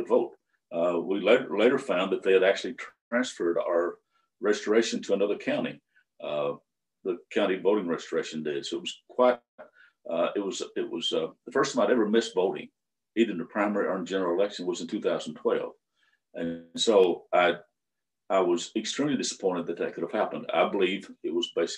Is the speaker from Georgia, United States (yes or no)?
no; Tennessee, United States; from Tennessee